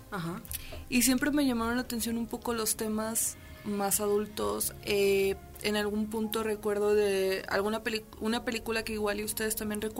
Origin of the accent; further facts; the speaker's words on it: Aguascalientes, Mexico; also born or lived in Mexico City; pues nací en Ciudad de México. Muy chiquita me eh, nos venimos para acá, para Aguascalientes.